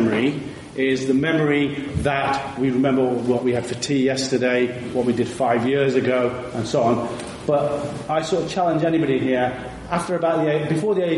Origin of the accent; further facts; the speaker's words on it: India; moved away; I was born in India